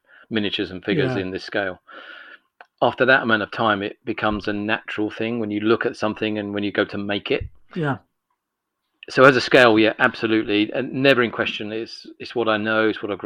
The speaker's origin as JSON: {"language": "English", "town": "Edmonton", "region": "London", "country": "United Kingdom", "tie": "born or raised there"}